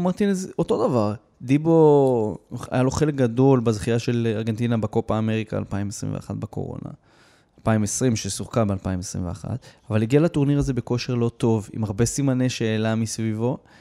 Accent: Israel; אנחנו כישראלים

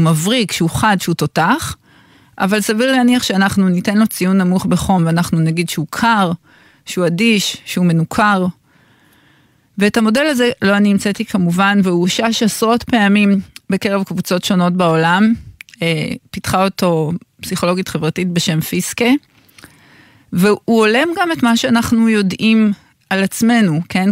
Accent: Tel Aviv-Yafo, Tel Aviv District, Israel; אני גדלתי כל הילדות שלי כמה מטרים מפה, מהמקום שבו אני מדברת אליכם, מהתחנה של גלי צה"ל ביפו. גדלתי ברחוב הדולפין

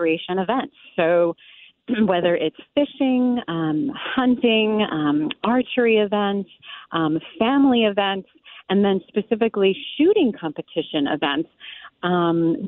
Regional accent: New York, United States; moved away as an adult; also born or lived in Fort Leavenworth, Kansas; I'm a New Yorker

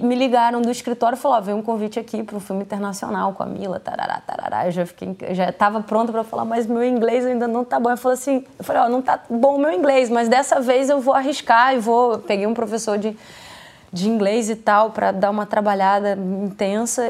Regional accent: Paraty, Rio de Janeiro, Brazil; moved away; eu vim de Paraty, né, uma cidade pequena

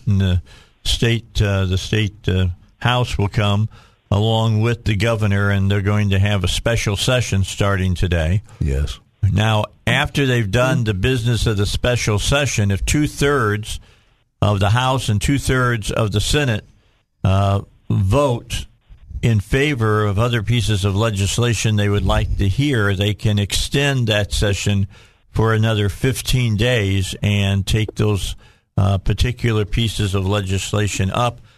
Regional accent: Gary, Indiana, United States; moved away; I was born in Gary, but I did hang out in Gary.

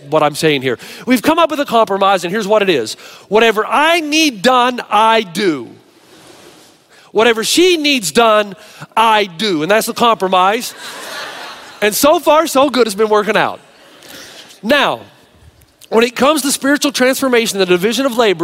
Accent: the South, United States; I came from a family from the South, remember, ultra conservative

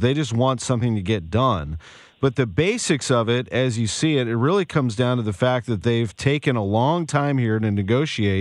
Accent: St. Louis, Missouri, United States; I grew up in St. Louis, baseball fan.

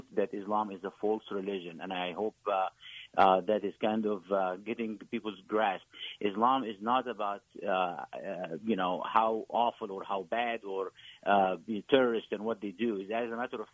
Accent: Egypt; moved away; I grew up in a in Egypt

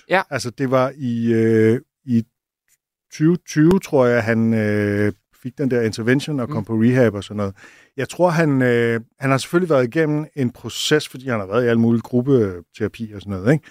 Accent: Zealand, Denmark; now in Copenhagen, Denmark; eftersom jeg voksede op på Sjælland, har boet i Sønderland i nogle år, og nærmest snakket jysk, da jeg flyttede til København

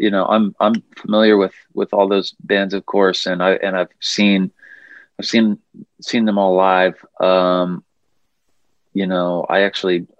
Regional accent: Missouri, United States; now in Nashville, United States; I'm from the Midwest originally, from Missouri. So, I mean, we get humid summers up there. I kind of grew up with it

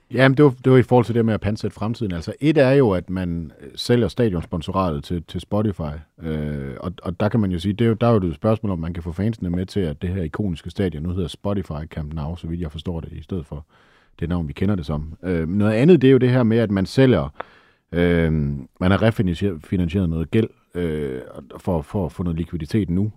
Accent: Denmark; vi er danskere

